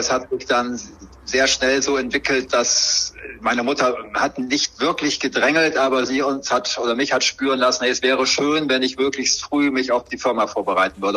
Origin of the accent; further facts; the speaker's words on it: Bremen, Germany; gebürtig in Bremen, in vierter Generation